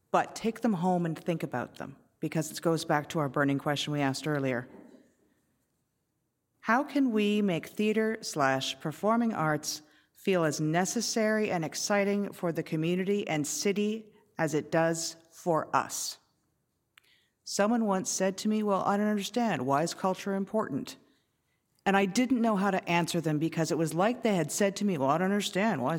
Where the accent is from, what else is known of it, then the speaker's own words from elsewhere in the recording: Canada; okay, I'm Canadian, it's cold out